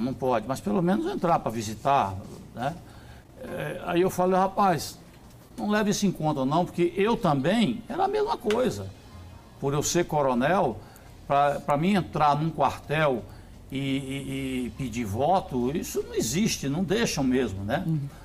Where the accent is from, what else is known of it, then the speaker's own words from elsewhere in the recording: Brazil; eu como brasileiro